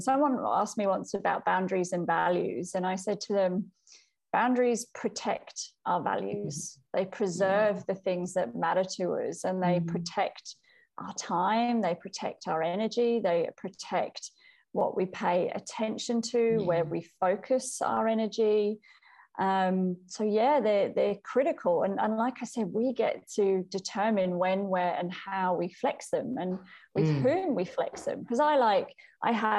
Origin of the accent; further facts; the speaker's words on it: United Kingdom; also born or lived in Wales; now in Melbourne, Australia; I grew up in the UK. I grew up in England and Wales, but I now live in Melbourne, Australia